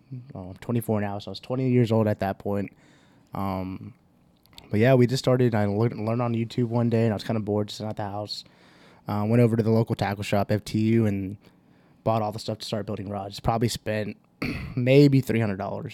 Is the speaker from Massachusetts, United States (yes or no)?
no; Houston, Texas, United States; we're from Houston, have a bunch of family down in Harlingen